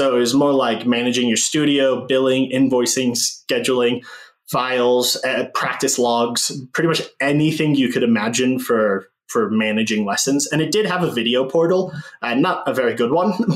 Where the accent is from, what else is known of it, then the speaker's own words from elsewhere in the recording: just outside of Boston, Massachusetts, United States; When I moved to the States, I was about 3 years old when we moved out here. So I grew up mostly just outside of Boston